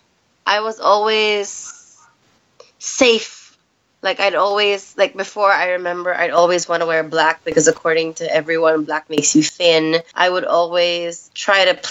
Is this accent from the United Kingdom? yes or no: no; Philippines; also born or lived in United States; I basically grew up in the Philippines. I was born in the States, grew up here